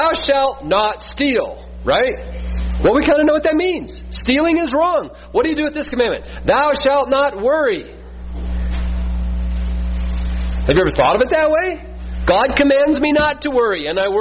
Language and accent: English; Midwest, United States; We're from the Midwest